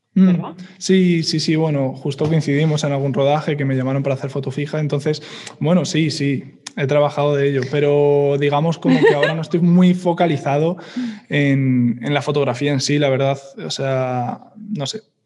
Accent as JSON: {"language": "Spanish", "town": "Madrid", "region": "Community of Madrid", "country": "Spain", "said": "también soy de Madrid"}